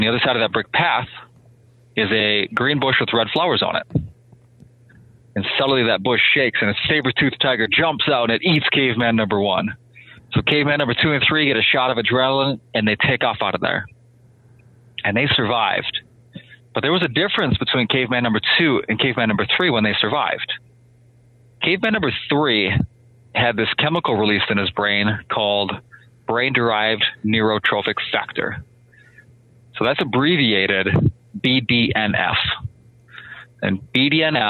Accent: Minnesota, United States; moved away as an adult; I grew up in Minnesota

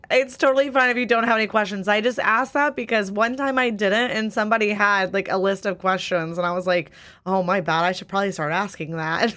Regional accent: Midwest, United States; I'm from the Midwest, it's nothing but humidity

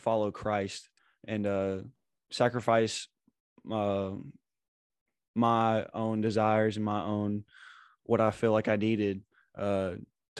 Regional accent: Batesville, Arkansas, United States; moved away; I'm from Batesville, Arkansas

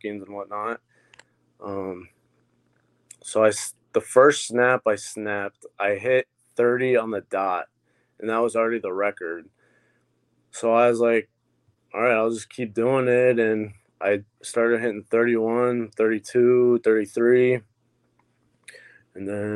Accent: Toledo, Ohio, United States; I'm from the Toledo, Ohio area

